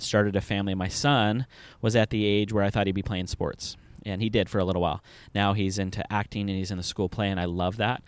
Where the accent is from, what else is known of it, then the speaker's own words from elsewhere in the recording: Southern California, United States; moved away as an adult; now in Indianapolis, United States; originally, I am from Southern California